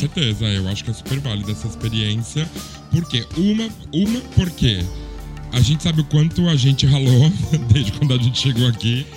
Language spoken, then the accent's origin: Portuguese; São Paulo, Brazil; moved away as an adult; also born or lived in Lisbon; now in Barcelona, Spain; eu tenho 43 anos, também sou de São Paulo, como o Léo